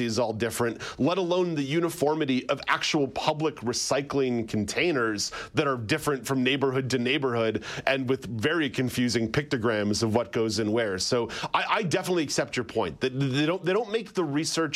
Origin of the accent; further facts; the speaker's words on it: Montreal, Quebec, Canada; also born or lived in Ottawa; now in Toronto, Canada; I grew up in Montreal